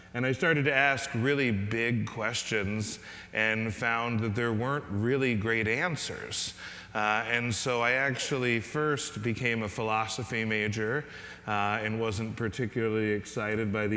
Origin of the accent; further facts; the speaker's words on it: Mexico, Missouri, United States; I was raised in Mexico, Missouri, tiny little town in Missouri